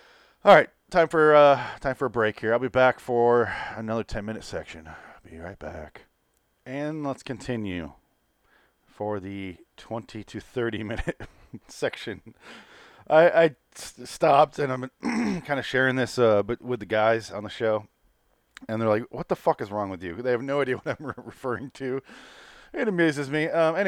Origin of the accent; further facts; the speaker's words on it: Michigan, United States; I'm from Michigan. Fuck cars.